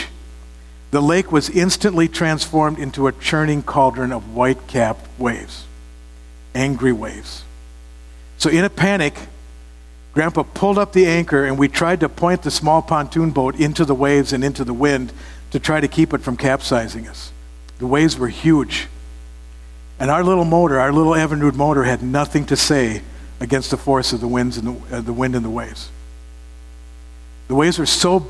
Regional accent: Minnesota, United States; We're from Minnesota, the land of, what's the number up to now, 16,000 lakes, something like that?

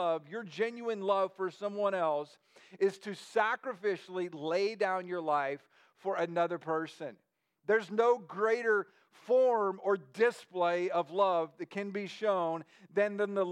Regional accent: United States

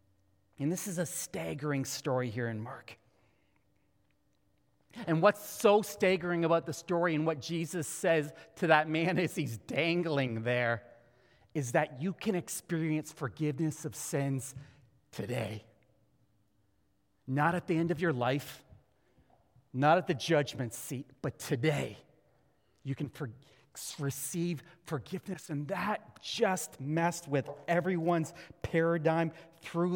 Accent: Canada; being a Canadian Christian

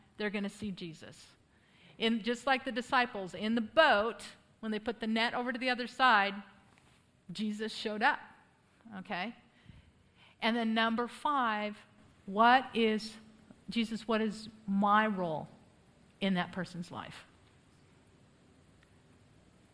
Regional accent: United States; moved away as an adult; now in Poland; I'm the only crazy enough American to live there for almost 20 years

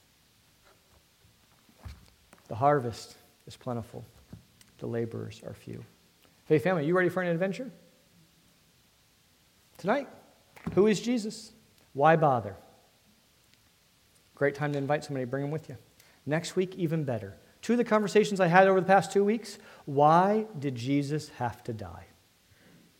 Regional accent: D.C., Northern Virginia, United States; I'm from Northern Virginia, D.C., concrete jungle

